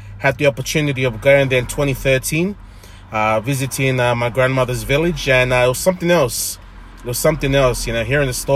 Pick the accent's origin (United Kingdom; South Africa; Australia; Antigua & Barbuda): Australia; Sydney, New South Wales; I was born and raised in born in St. George Hospital in Kogra. Was raised in the St. George area all my life, even till now.